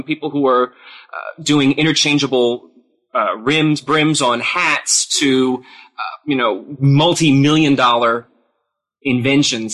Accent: Philadelphia, Pennsylvania, United States; I'm from Philadelphia

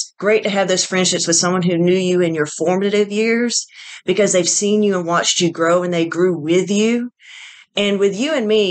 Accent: Augusta, Georgia, United States; also born or lived in Macon, Georgia; I am from Georgia. Born and raised. I grew up in Augusta

